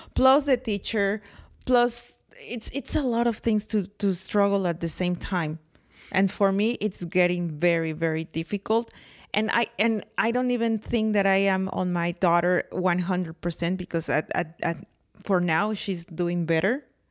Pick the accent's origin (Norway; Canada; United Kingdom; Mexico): Mexico; accent: very thick accent; English is a second language; moved away as an adult; now in United States; at school in Mexico, I have English, uh, class